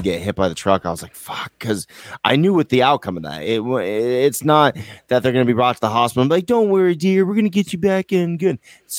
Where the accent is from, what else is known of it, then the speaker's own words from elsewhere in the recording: United States; I'm American, baby.